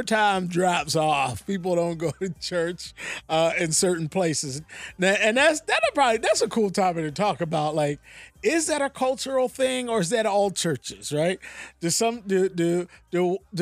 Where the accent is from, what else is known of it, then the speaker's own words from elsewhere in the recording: Philadelphia, Pennsylvania, United States; now I'm from Philly